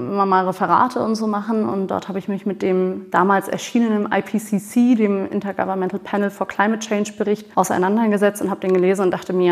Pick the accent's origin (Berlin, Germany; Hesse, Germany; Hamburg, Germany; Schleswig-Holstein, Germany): Hamburg, Germany; Ich bin so seit drei Jahren, gut drei Jahren wieder zurück in Hamburg.